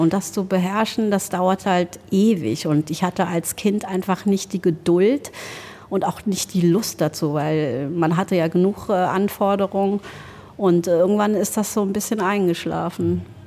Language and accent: German; Germany; also born or lived in Laos; now in Trier, Germany; dass man die Möglichkeit hatte, auch ziemlich frei in Deutschland aufzuwachsen